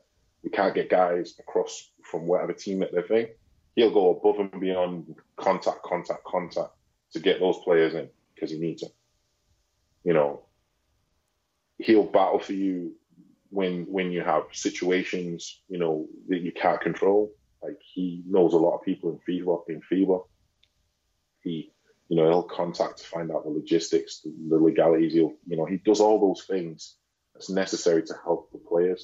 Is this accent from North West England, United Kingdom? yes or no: yes; Manchester, North West England, United Kingdom; moved away as an adult; also born or lived in Oldham; I'm from Manchester